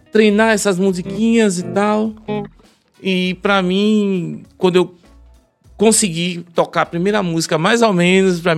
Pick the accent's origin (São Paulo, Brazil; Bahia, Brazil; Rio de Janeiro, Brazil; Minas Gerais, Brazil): Bahia, Brazil; Salvador; Não, sou de Salvador.